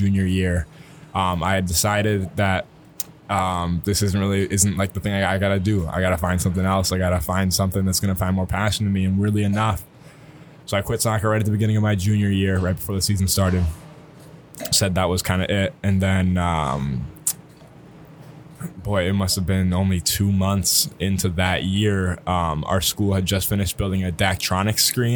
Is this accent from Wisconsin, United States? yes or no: yes; Eau Claire, Wisconsin, United States; also born or lived in Milwaukee, Wisconsin / Appleton, Wisconsin / Neenah, Wisconsin; Grew up really in a neighborhood outside of Eau Claire after I moved to Eau Claire from Appleton when I was about 6